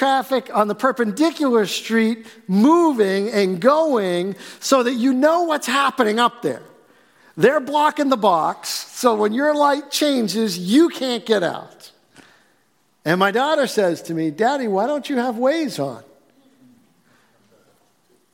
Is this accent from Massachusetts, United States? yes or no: yes; Billerica, Massachusetts, United States; I grew up in Billerica